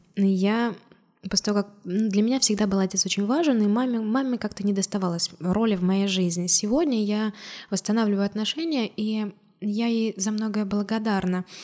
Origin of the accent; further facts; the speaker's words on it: Orenburg, Orenburg Oblast, Russia; also born or lived in Georgia; вернулась в свой родной город